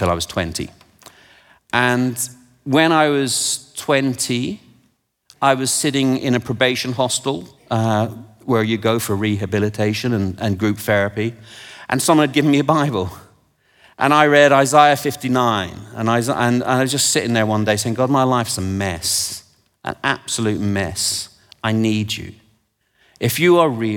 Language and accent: English; England, United Kingdom; I'm from England and I've forgotten how to speak it